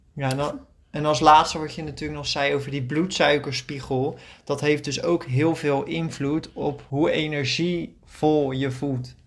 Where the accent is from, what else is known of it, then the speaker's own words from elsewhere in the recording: Netherlands; moved away as an adult; now in Greece; wij als Nederlanders